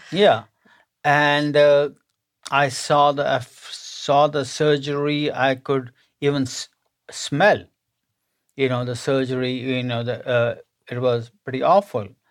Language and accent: English; India; moved away as an adult; now in United States; I was born and raised in India to a middle-class family